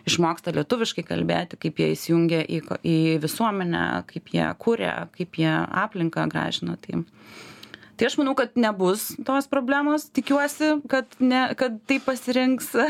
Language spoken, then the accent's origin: Lithuanian; Lithuania; mes lietuviai esam įsteigę tą